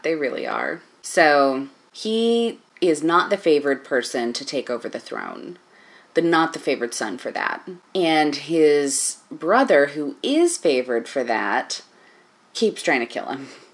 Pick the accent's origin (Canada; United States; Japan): United States; as an American person